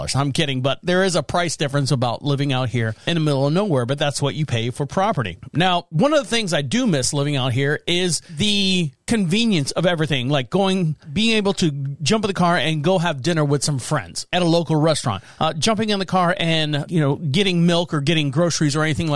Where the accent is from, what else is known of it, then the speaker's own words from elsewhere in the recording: Orlando, Florida, United States; moved away as an adult; now in Marshville, United States; I am born and raised in Orlando, Florida. I've lived there all my life